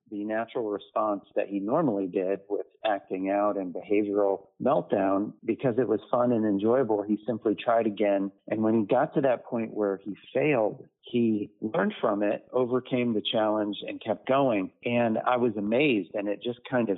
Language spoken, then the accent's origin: English; Lakeland, Florida, United States; in my hometown was a children's home here in Lakeland, Florida